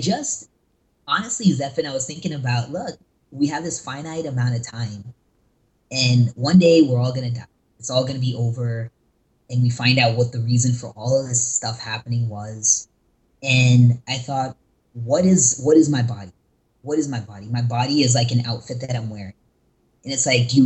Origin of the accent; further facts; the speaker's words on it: North Carolina, United States; also born or lived in California; now in Los Angeles, United States; I was born and raised in North Carolina, but I'm actually based in California